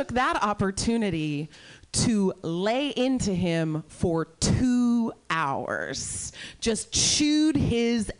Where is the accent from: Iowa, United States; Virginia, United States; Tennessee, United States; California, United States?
Iowa, United States; I'm from Iowa